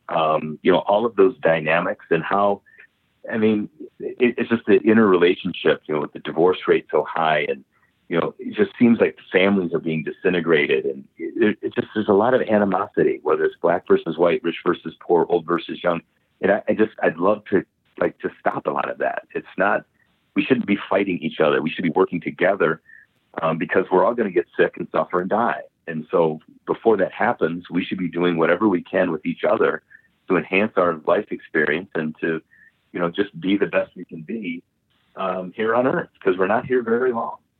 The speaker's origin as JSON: {"language": "English", "region": "Michigan", "country": "United States", "said": "I'm from Michigan, and Michigan's a beautiful state"}